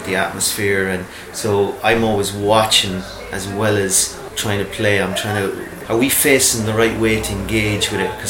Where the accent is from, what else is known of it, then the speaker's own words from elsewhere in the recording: Grange, Connacht, Ireland; I'm from Grange, lived in Grange most of my adult life